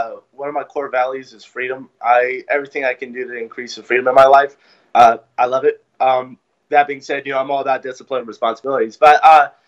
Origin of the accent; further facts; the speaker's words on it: California, United States; I grew up in California